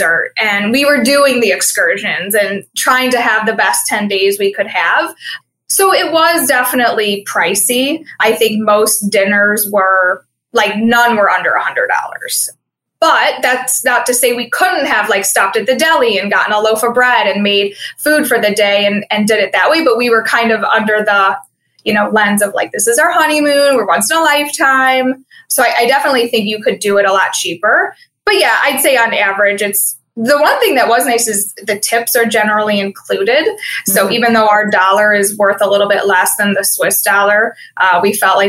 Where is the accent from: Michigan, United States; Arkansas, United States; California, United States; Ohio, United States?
Ohio, United States; Cleveland; we're from Cleveland